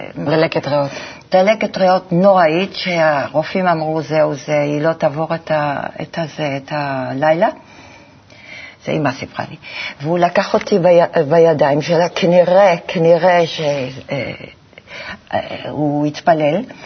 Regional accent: Antwerp, Flanders, Belgium; moved away; אני גדלתי בבלגיה

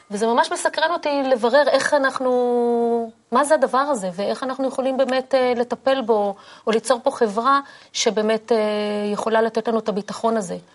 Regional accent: Israel; אני צברית, מה שנקרא, והמשפחה שלי היא הגיעה ל... לישראל, לפלסטין, דרך, מגירוס ספרד, מ 1492 ישר לפה.

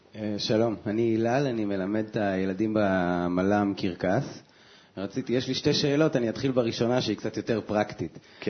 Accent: Israel; אני בא ממושב

